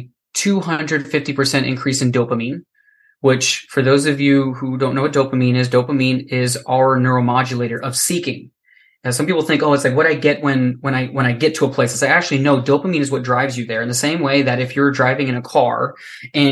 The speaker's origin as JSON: {"language": "English", "region": "Florida", "country": "United States", "tie": "born or raised there", "said": "I was born and raised in Florida. It is hot as fuck here"}